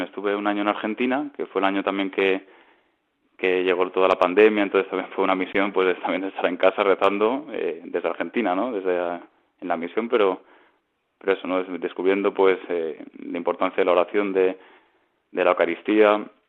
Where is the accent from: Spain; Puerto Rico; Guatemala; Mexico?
Spain; Ibiza, Balearic Islands; moved away as an adult; now in Madrid, Spain; soy de Ibiza